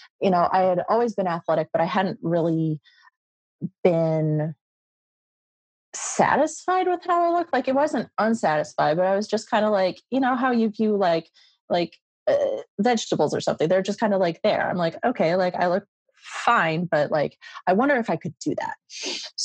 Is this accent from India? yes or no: no; Midwest, United States; moved away as an adult; also born or lived in Las Vegas; I was from the Midwest